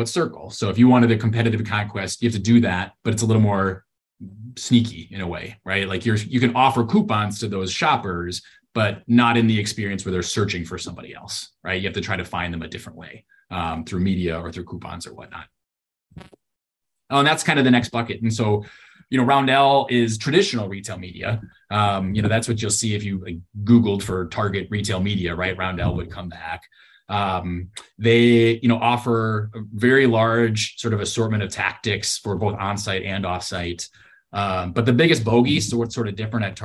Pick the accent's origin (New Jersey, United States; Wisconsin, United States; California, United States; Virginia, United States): Wisconsin, United States; Tombstone Pizza or something, which is what I grew up with in Wisconsin